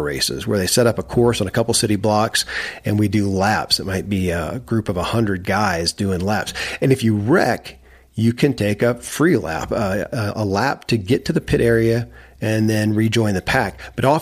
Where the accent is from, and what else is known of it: Kentucky, United States; born or raised there